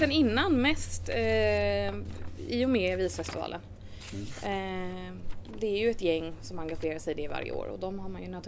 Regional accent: Sweden; also born or lived in Thames, New Zealand; Eh, vi flyttade till Sverige när jag var fyra, så det var inte speciellt länge.

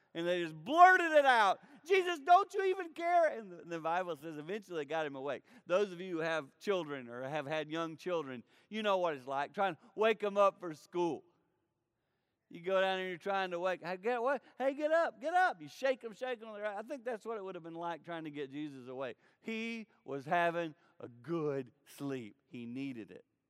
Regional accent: foothills of the Blue Ridge Mountains, the Carolinas, United States; I grew up in the Carolinas, in the foothills of the Blue Ridge Mountains.

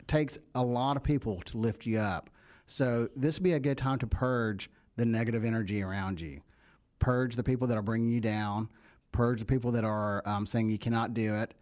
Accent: the South, United States; accent: country; you can hear my accent. I'm, I'm country. I'm a country kid

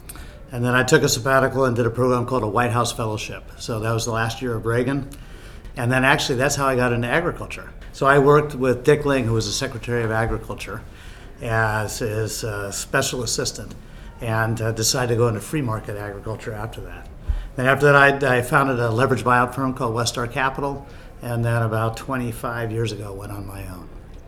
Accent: Philippines; born there; also born or lived in United States; My background, I was born in the Philippines, grew up in the U.S., and then went to high school in the Philippines.

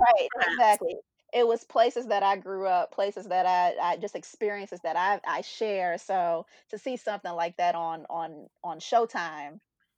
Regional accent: Prince George's County, Maryland, United States; I have no problem saying I'm from Maryland. I'm from PG. I love being from PG

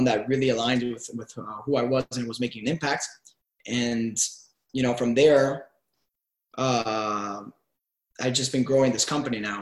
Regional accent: Miami, Florida, United States; also born or lived in Cuba / Venezuela / New York; I was born in Cuba and raised in Miami

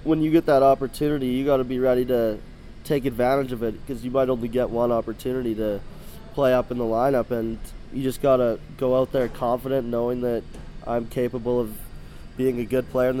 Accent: Lloydminster, Canada; We were always Oilers fans growing up, because growing up in Lloydminster, they were the closest team to us

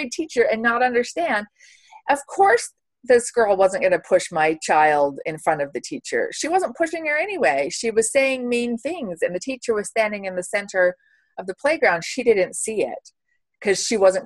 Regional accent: United States; now in Switzerland; I'm American.

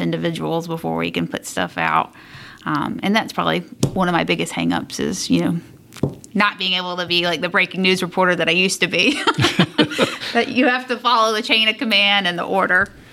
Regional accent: South Carolina, United States; moved away as an adult; now in Indianapolis, United States; And so I'm originally from South Carolina

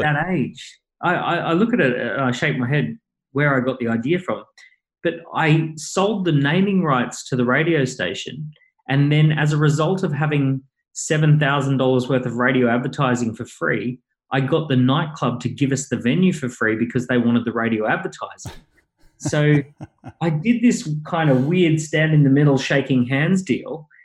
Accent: Maroochydore, Queensland, Australia; moved away as an adult; now in London, United Kingdom; went to Maroochydore High School. I grew up on long, endless beaches

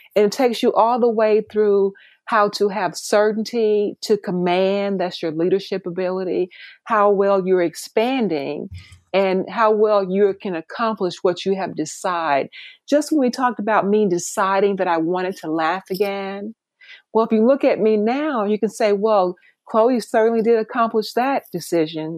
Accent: Mississippi, United States; moved away as an adult; also born or lived in San Francisco; now in Atlanta, United States; growing up in Mississippi at Mississippi State University.

